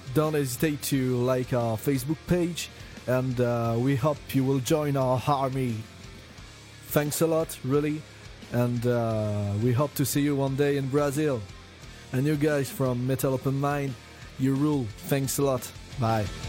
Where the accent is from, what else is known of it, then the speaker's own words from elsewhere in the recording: France; we come from France